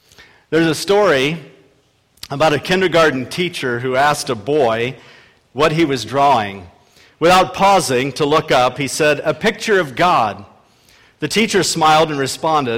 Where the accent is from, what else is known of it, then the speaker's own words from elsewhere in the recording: Akron, Ohio, United States; I was a bread salesman in my hometown, Akron, Ohio